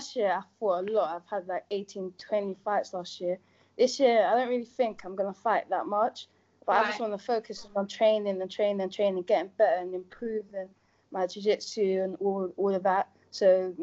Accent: Nigeria; we're from the same country as well. We're both Nigerian as well.

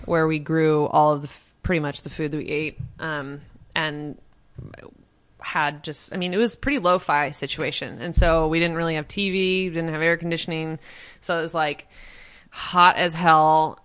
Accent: Baldwin City, Kansas, United States; I was raised on, like, a just hippie farm outside of Lawrence.

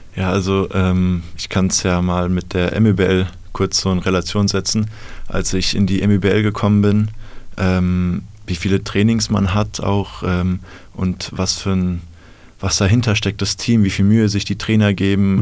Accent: Bad Homburg, Hesse, Germany; ich komme aus der Nähe von Frankfurt, aus Bad Homburg

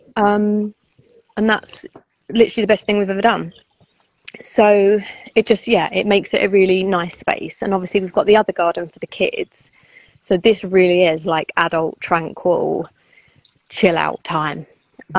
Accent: United Kingdom; we're British

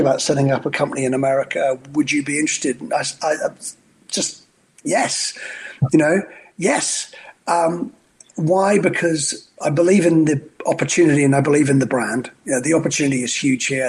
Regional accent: Scotland, United Kingdom; also born or lived in Australia; now in New York, United States; a Scotsman working for a French company, running a Polish vodka, married to an Australian, and living in New York

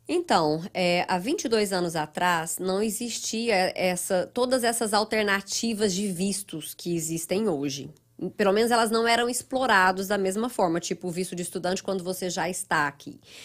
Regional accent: Goiânia, Goiás, Brazil; moved away as an adult; also born or lived in Ituiutaba, Minas Gerais, Brazil; now in United States; Eu sou mineira, nasci no interior de Minas, uma cidadezinha perto de Uberlândia chamada Ituiutaba. Ah, mas aos sete anos eu fui para Goiânia.

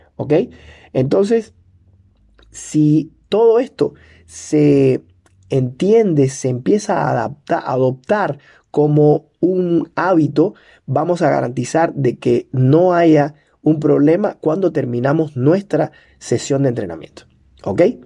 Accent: Cuba; soy cubano

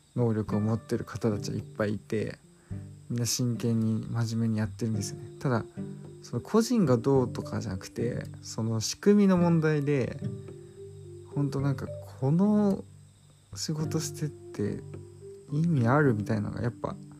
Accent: Chiba Prefecture suburbs, Japan; 私の実家、霊団墓がないんですよね。で、場所は、まあ、千葉県の郊外なんですけど

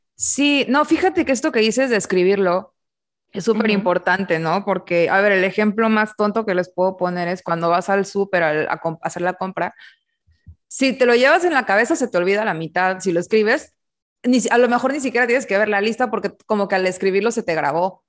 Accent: Mexico

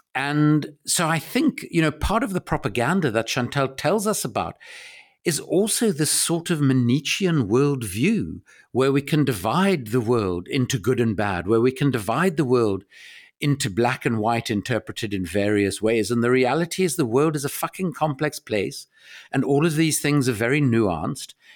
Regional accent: South Africa; I grew up in South Africa

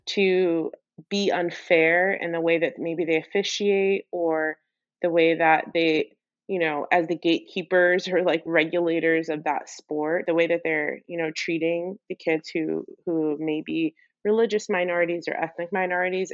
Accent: Maplewood, New Jersey, United States

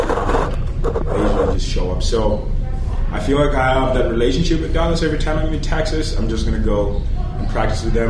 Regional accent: Zimbabwe; moved away as an adult; now in Minnesota, United States; Originally from Zimbabwe

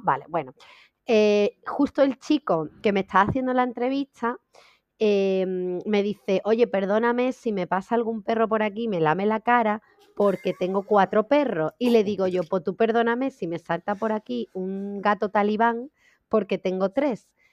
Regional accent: Seville, Andalusia, Spain; Yo soy de Sevilla.

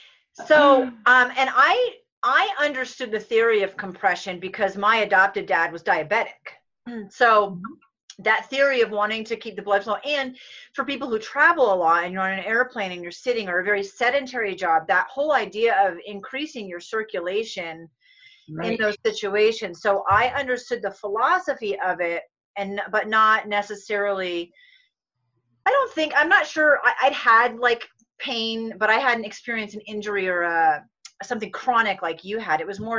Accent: East Coast, United States; and we're also both from the East Coast.

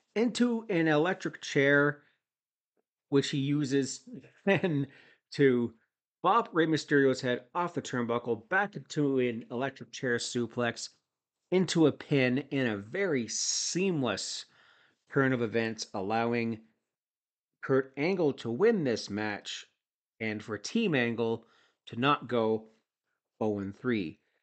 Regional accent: Toronto area, Ontario, Canada; I'm from the Toronto area

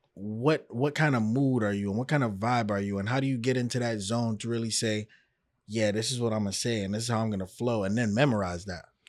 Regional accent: New York, United States; now in Miami, United States; I'm from New York

